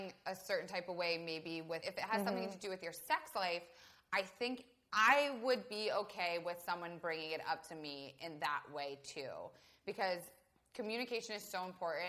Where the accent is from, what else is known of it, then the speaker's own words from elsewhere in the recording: Tampa, Florida, United States; moved away; also born or lived in Alabama; I grew up in Tampa, Florida, which is a strip club capital of the world